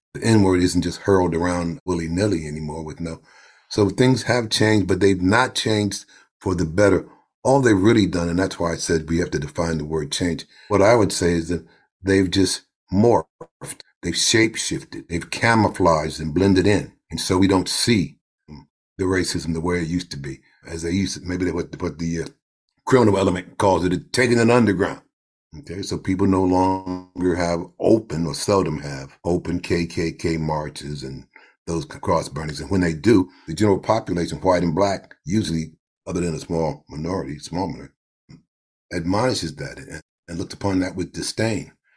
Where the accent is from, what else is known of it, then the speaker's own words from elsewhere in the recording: New York City, New York, United States; also born or lived in Harlem; we moved from Harlem to Brooklyn.